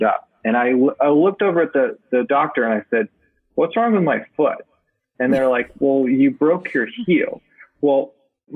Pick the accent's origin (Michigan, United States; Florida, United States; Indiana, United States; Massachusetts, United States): Massachusetts, United States; growing up in Massachusetts, I remember sitting on the floor of our living room with my mother watching the Boston Marathon.